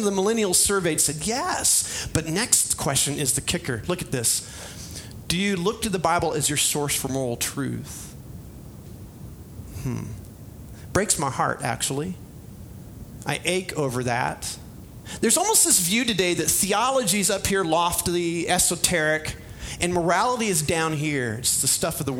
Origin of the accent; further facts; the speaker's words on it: Springfield, Illinois, United States; I grew up in Springfield, Illinois